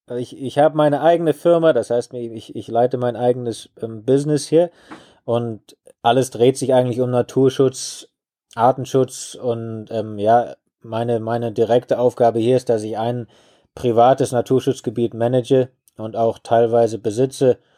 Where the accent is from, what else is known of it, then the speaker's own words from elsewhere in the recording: Lake Constance, Germany; now in Botswana; Ich bin am Bodensee aufgewachsen und muss schon sagen, damals schon sehr naturverbunden.